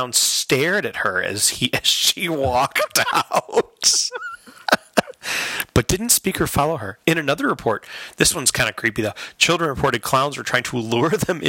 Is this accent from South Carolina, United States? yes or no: no; Chicago, Illinois, United States; Yeah, I'm from Chicago. We love Bozo, where I'm from.